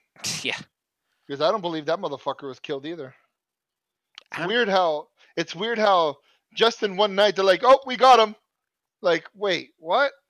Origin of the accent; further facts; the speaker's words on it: United States; I'll gladly put the American flag up. I don't give a fuck. I'm as American as as I can get.